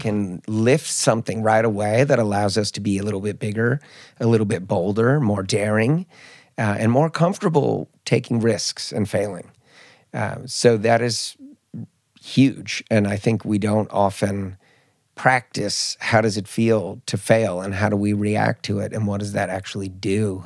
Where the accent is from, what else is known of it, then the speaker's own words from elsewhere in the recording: Marin County, Bay Area, California, United States; also born or lived in Mallorca, Spain; now in Stockholm, Sweden; I grew up in Marin County, which is a lot of high achievers